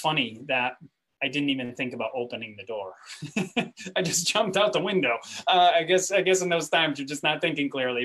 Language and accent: English; Grand Rapids, Michigan, United States; moved away as an adult; I came from Grand Rapids, Michigan. I was raised in what's called the Christian Reformed Church. All of my education from high school till college was in the Christian Reformed Church